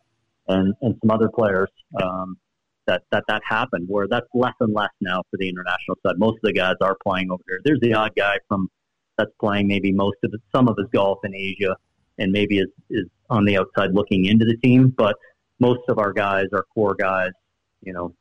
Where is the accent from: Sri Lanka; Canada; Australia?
Canada; Sarnia, Ontario; born or raised there